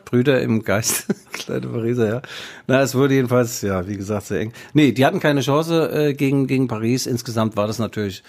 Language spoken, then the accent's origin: German; West Germany, Germany; ich bin Wessi